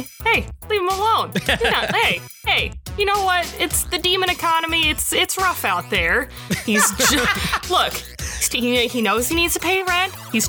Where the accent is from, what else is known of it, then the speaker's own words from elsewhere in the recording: Oklahoma, United States; despite the fact that I was raised in Oklahoma, which is in the South, I get so Minnesotan on the phone.